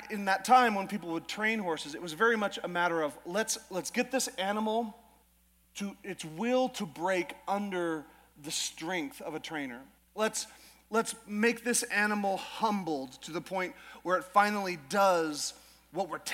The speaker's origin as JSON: {"language": "English", "region": "Alaska", "country": "United States", "tie": "born or raised there", "moved": "as an adult", "lives_now": "Idaho, United States", "said": "I was always raised in Alaska"}